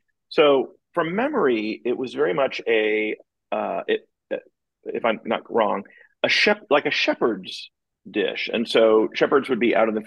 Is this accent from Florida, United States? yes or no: yes; Miami, Florida, United States; moved away as an adult; I grew up in Miami. And so I lived in Miami from the age of 4 to about the age of 24